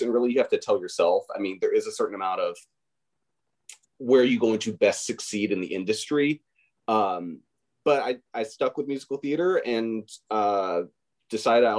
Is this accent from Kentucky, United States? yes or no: yes; Bowling Green, Kentucky, United States; moved away; So I'm from Bowling Green, Kentucky, which, you know, only place in the world that makes Corvettes. So I am a Southern boy, born and raised, and those are my roots.